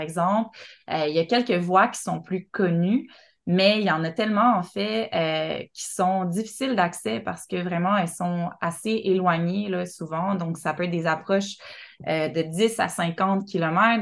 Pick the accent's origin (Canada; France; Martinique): Canada; Montreal, Quebec; now in Côte-Nord, Canada; je suis Montréalais